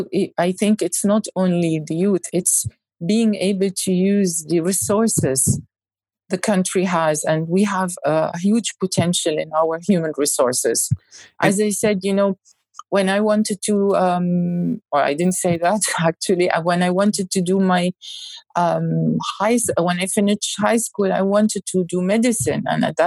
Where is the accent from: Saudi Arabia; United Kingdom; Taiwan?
Saudi Arabia; English is a second language; Now you can't, as a Saudi, say, I don't have cinemas. I don't have entertainment.